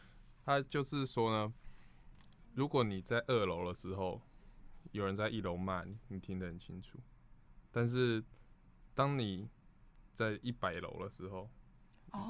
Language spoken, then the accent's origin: Chinese; United States; Chinese is a second language; I'm from America. OK